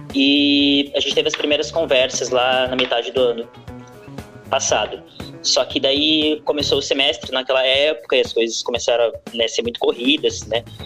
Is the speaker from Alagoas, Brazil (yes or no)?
no; Porto Alegre, Rio Grande do Sul, Brazil; Eu sou da Lomba do Pinheiro